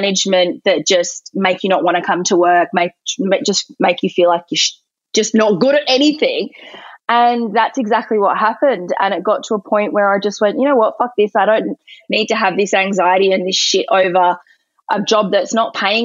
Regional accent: Quairading, Western Australia, Australia; also born or lived in Cottesloe, Western Australia; I actually grew up in Quereting.

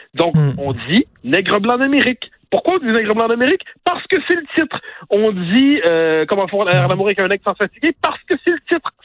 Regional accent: Quebec, Canada; on est québécois

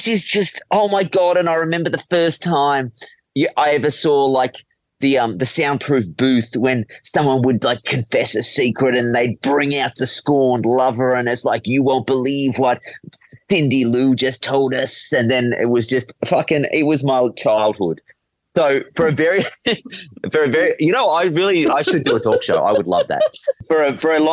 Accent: Penrith, New South Wales, Australia; Penrith. I grew up in Penrith

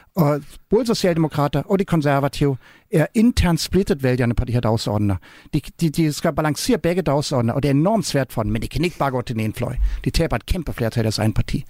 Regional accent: Germany; Danish is a second language; now in Denmark

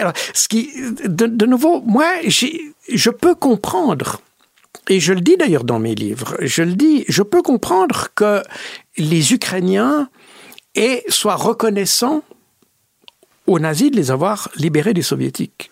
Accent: Switzerland; je suis suisse, mais avec euh, une bonne partie de ma famille qui est française

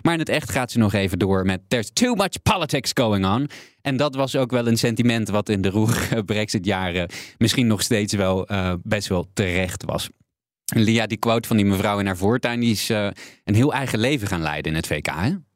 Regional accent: Limburg, Netherlands; mij als kleine jongen in Limburg

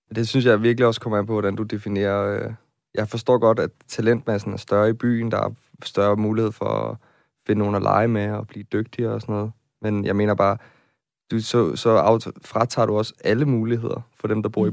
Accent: Nyborg, Southern Denmark, Denmark; moved away as an adult; now in Copenhagen, Denmark; jeg kommer fra en provinsby, jeg kommer fra Nyborg på Fyn

